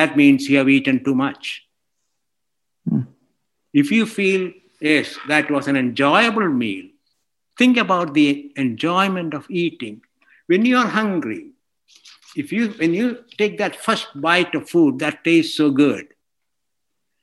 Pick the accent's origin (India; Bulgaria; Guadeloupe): India; moved away as an adult; also born or lived in Scotland / Texas, United States; now in Portland, United States; I grew up in India.